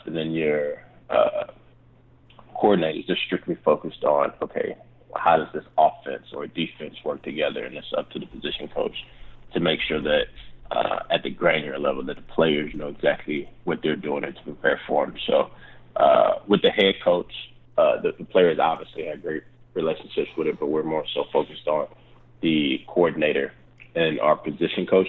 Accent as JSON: {"language": "English", "town": "Charlotte", "region": "North Carolina", "country": "United States", "moved": "yes", "said": "I'm originally from Charlotte"}